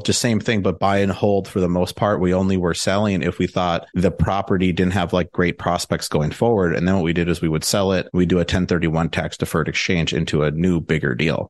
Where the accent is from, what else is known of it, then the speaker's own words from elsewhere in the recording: Milwaukee, Wisconsin, United States; moved away as an adult; also born or lived in Madison, Wisconsin / Chicago; now in Austin, United States; I'm from the Milwaukee area